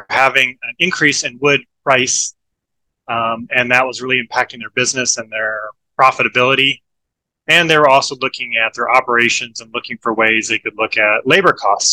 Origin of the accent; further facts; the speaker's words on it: Iowa, United States; moved away as an adult; also born or lived in Portland, Oregon; now in Florida, United States; I grew up in Iowa